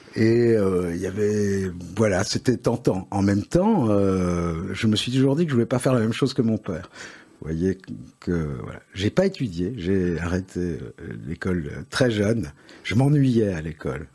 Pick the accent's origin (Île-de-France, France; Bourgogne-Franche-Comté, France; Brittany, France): Île-de-France, France; Paris; accent: Parisian; now in Belgium; je suis né à Paris, mais c'est un hasard